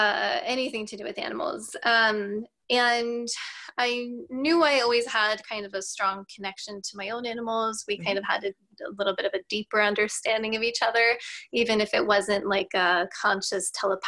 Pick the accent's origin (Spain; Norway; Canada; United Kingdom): Norway; also born or lived in United States; I am from Norway originally. So I did live in the US when I was little for a period of time. Therefore, I don't have an accent.